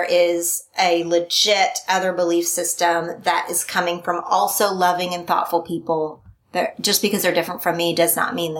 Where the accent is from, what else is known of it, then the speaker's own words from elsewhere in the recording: Oklahoma, United States; moved away; also born or lived in California; My race, my religion, my politics were very in line with most other people that I knew growing up in Oklahoma.